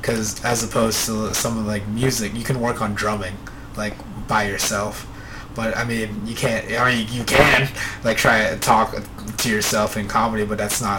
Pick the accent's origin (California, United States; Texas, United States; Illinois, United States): Illinois, United States; Chicago; Oh wait, yeah, I grew up in Chicago.